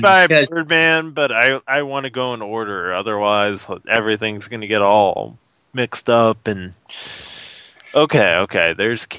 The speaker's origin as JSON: {"language": "English", "country": "United States", "lives_now": "Canada", "said": "Sorry, I'm from the States. I don't know the terminology so well yet."}